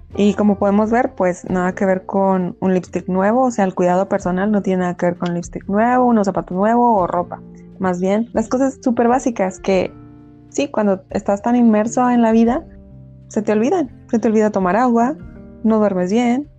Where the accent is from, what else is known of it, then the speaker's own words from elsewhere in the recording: Mexico; como buen mexicano